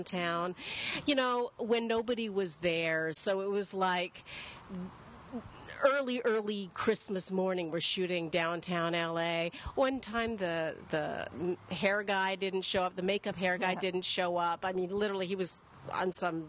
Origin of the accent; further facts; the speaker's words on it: Edmonton, Alberta, Canada; moved away as an adult; also born or lived in London; I grew up in Edmonton. I left when I was 18